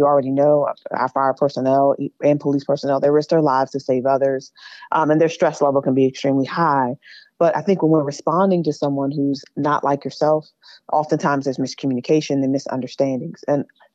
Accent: Prince George's County, Maryland, United States; I grew up in Prince George's County.

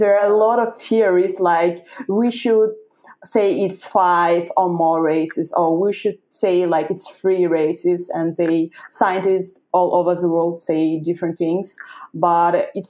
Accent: Kabardino-Balkaria, Russia; English is a second language; also born or lived in France; now in Moscow, Russia; I'm in Moscow, but I was born in North Caucasus

